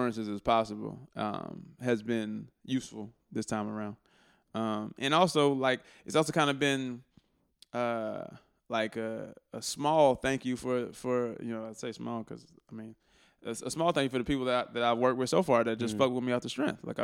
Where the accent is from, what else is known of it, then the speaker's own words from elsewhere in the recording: Atlanta, Georgia, United States; also born or lived in Brooklyn, New York / Barbados (ancestry) / Saint Vincent (ancestry) / Haiti (ancestry); I'm Bajan Vincentian Haitian. I was born in Brooklyn. From Atlanta.